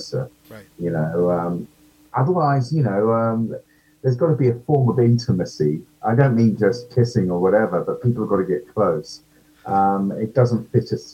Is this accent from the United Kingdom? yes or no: yes; United Kingdom; accent: British; my, you know, horrible British accent.